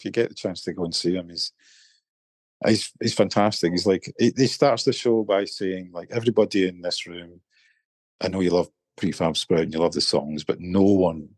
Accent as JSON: {"language": "English", "town": "Irvine", "region": "Scotland", "country": "United Kingdom", "tie": "born or raised there", "also_born_or_lived": "Glasgow", "said": "my hometown in Irvine"}